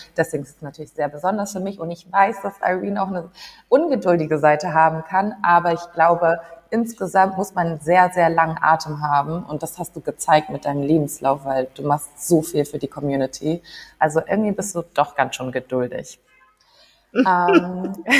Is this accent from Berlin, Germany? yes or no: no; Hamburg, Germany; wir sind ja beide aus Hamburg, beide Teil der ghanaischen Diaspora in Hamburg